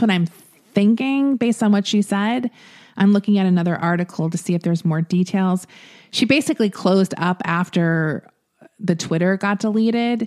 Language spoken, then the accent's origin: English; Florida, United States; I'm from Florida